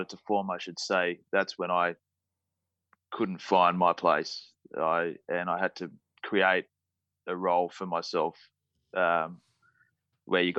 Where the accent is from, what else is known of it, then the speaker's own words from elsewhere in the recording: Sydney, New South Wales, Australia; I was born in Northern Beaches of Sydney, so probably about 15, 20 minutes from Manly. Brought up with a sibling of 5